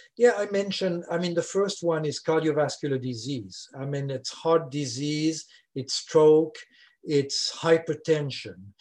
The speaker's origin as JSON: {"language": "English", "country": "Switzerland", "first_language": "French", "second_language": "English", "moved": "as an adult", "lives_now": "Louisiana, United States", "said": "I'm originally from Switzerland, as you can hear"}